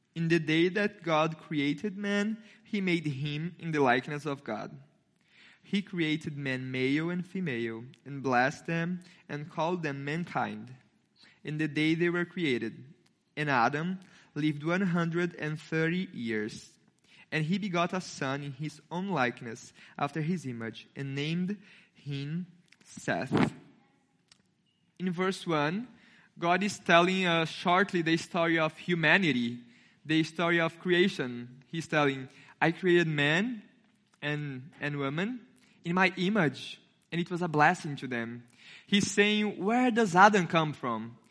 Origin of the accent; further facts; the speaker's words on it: Brazil; English is a second language; now in United States; I have an accent, because I'm not, I'm not American. I'm from Brazil